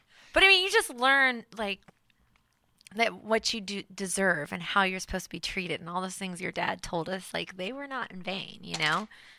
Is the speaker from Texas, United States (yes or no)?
yes; Waco, Texas, United States; also born or lived in Arlington, Texas; So I grew up in Waco, Texas. That's where I was born. Or Arlington, Texas, but my family moved back and forth. And so a majority of my upbringing was in Waco.